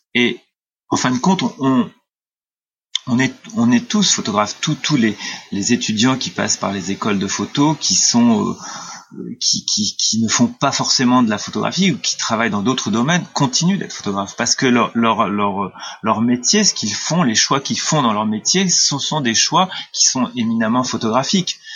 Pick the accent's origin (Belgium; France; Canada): France; Clermont; moved away as an adult; also born or lived in Amiens / Arles; ma ville natale qui était Clermont